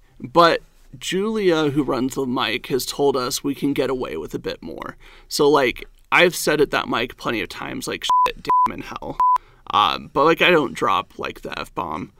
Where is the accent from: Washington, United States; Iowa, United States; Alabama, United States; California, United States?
Washington, United States; Spokane; now in Utah, United States; I'm from Spokane, Washington.